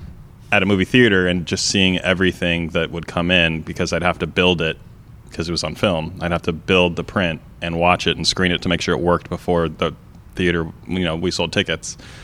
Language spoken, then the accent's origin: English; Las Vegas, Nevada, United States; also born or lived in San Diego / Portland; From San Diego, but I've been in Vegas, you know, since most of my life